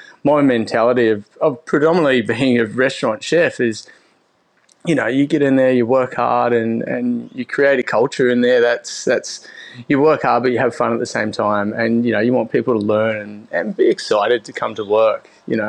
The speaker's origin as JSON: {"language": "English", "town": "Winton", "region": "Southland", "country": "New Zealand", "tie": "born or raised there", "also_born_or_lived": "Dunedin", "said": "So I grew up in New Zealand, right down the bottom, in a little like semi-rural town called Winton. I lived there till I was 16, and then I moved to Dunedin in New Zealand still"}